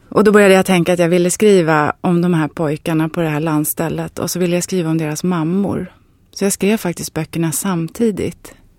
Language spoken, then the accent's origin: Swedish; Varberg, Halland County, Sweden; Jag är född i Varberg och jag var alla somrar när jag var liten på ett särskilt ställe där.